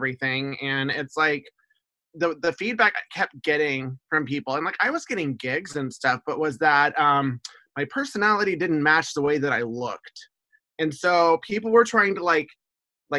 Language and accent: English; Houston, Texas, United States; moved away as an adult; also born or lived in Seattle / Portland / Olympia; now in Camas, United States; I grew up in Houston